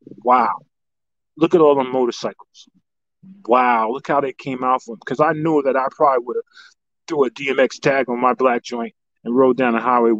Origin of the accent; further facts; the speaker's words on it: Yonkers, New York, United States; yo, that's my home. Yeah, literally, yeah. And I'm like, yo, I was born and raised on Riverdale Avenue.